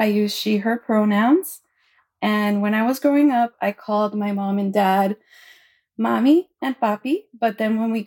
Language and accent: English; Hialeah, Florida, United States; I grew up in Hialeah, Florida